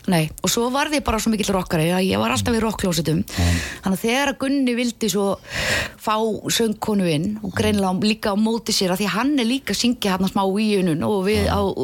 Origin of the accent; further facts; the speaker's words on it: Keflavík, Southern Peninsula, Iceland; also born or lived in Hafnarfjörður; ég er uppalinn í Keflavík